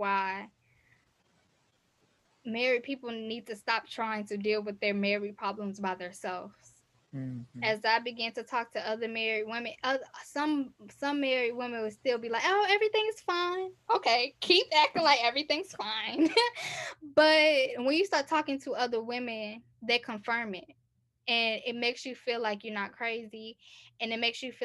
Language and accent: English; United States; also born or lived in Texas / Chicago, Illinois; growing up in Texas, growing up in Chicago